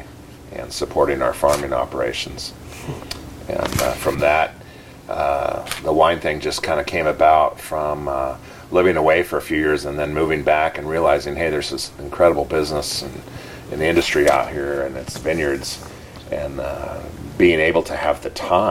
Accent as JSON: {"language": "English", "area": "Willamette Valley", "region": "Oregon", "country": "United States", "tie": "born or raised there", "said": "I grew up farming here in the Willamette Valley"}